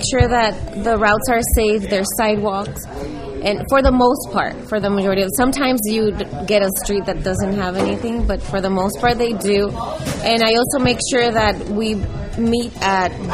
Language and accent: English; Hacienda Heights, California, United States; I grew up in Hacienda Heights, La Puente area